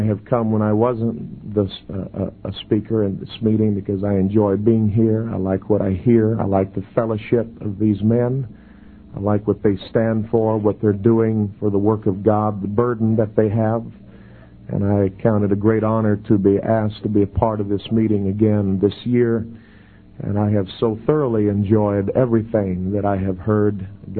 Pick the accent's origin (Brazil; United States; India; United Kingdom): Brazil; We grew up in Brazil on the mission field, and we both fala português.